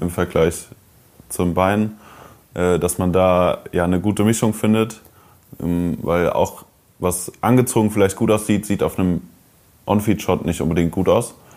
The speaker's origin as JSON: {"language": "German", "town": "Koblenz", "region": "Rhineland-Palatinate", "country": "Germany", "tie": "born or raised there", "moved": "yes", "said": "in meiner Heimatstadt Koblenz"}